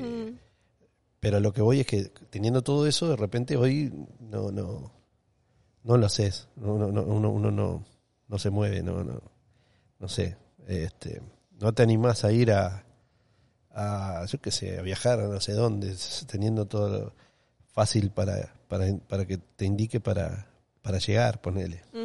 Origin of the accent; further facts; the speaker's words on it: Uruguay; moved away as an adult; now in Miami, United States; me quería ir de Uruguay para seguir mm. aprendiendo